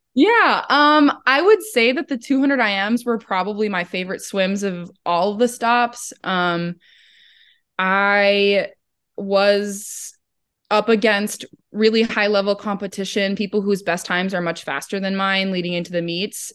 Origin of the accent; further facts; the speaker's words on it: Midwest, United States; also born or lived in Madison, Wisconsin; us Midwesterners